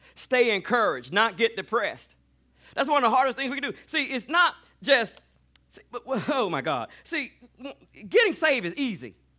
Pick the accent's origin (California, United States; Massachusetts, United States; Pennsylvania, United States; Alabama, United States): Alabama, United States; I grew up on Alab, in Alabama.